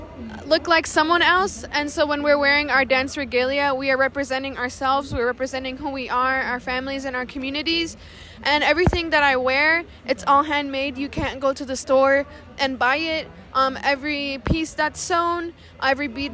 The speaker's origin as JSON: {"language": "English", "town": "Lac du Flambeau", "region": "Wisconsin", "country": "United States", "said": "I am Bear Clan from Lac des Flambeaux, Wisconsin."}